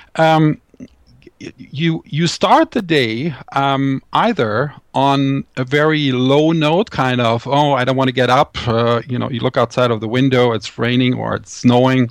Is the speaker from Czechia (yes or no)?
no; Düsseldorf, North Rhine-Westphalia, Germany; my hometown, uh, Düsseldorf in Germany